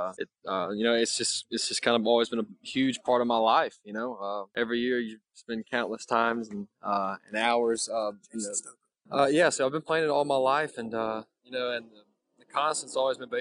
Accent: Mississippi, United States; moved away as an adult; Born and raised in Mississippi, go to college in Mississippi

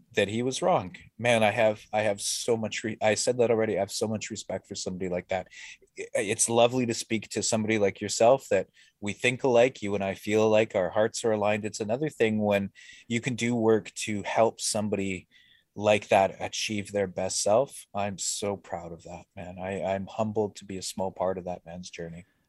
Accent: Winnipeg, Manitoba, Canada; I grew up in the North End, you know, as a, as a half-breed

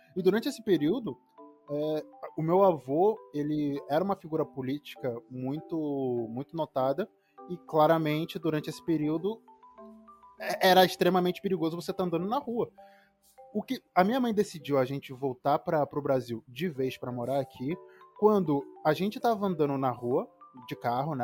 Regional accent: Angola; also born or lived in Salvador, Brazil; eu nasci em Salvador, em 97, e a minha mãe teve a ideia: não, quero que meu filho cresça perto dos avós, perto da, da minha família, então vamos para Angola

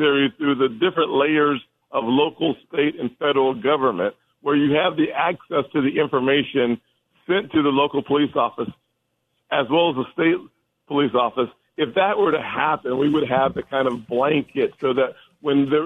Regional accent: Charleston, South Carolina, United States; Charleston, South Carolina, my hometown

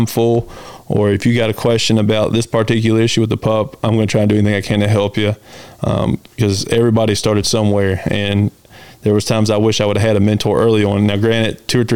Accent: Blue Ridge, Southern Virginia, United States; I grew up hunting here around the Blue Ridge in Southern Virginia.

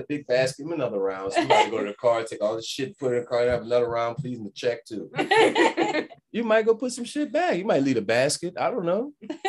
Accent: New Orleans, Louisiana, United States; I'm from New Orleans

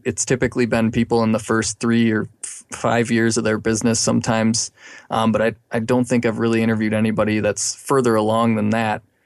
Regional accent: Milwaukee, Wisconsin, United States; now in Madison, United States; I've been in Wisconsin all my life. I was from the Milwaukee area originally

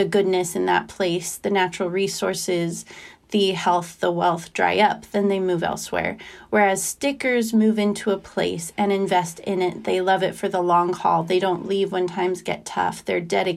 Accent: Idaho, United States; moved away as an adult; also born or lived in eastern United States; the farm community that I grew up in Idaho, and how the longer I was away from it, having moved to the eastern United States for college and then for work

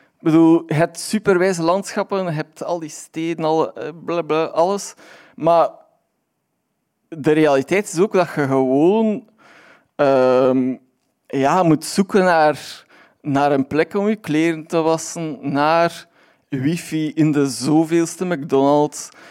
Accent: Aalst, Flanders, Belgium; ik ben van Aalst

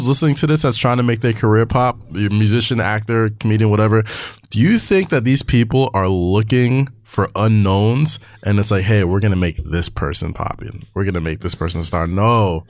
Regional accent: New York City, New York, United States; I grew up in Staten Island

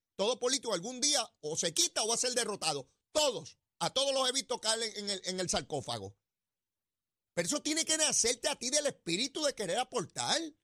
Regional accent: San Juan, Puerto Rico; yo también soy bien sanjuanero

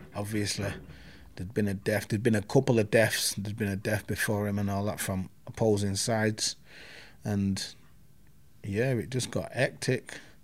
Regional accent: Manchester, North West England, United Kingdom; also born or lived in Hulme, Manchester; I'm from Moss Side. I'm born in Hume.

